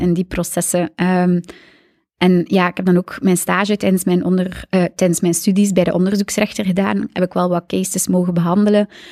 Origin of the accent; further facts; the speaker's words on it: Aalter, Flanders, Belgium; now in Zoersel, Belgium; Ik ben van Aalter. Net over Gent, tussen Gent en Brugge